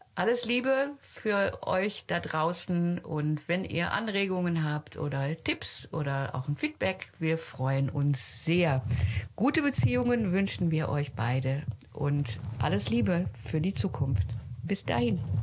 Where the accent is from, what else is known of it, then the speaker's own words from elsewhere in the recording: Netherlands; Bei uns in Holland